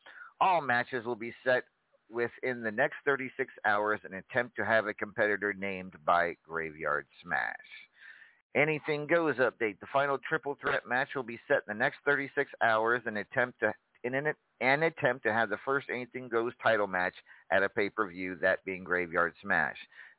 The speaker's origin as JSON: {"language": "English", "region": "Texas", "country": "United States", "tie": "born or raised there", "said": "a few special appearances in my home state, the great state of Texas, and I'm unable to be there."}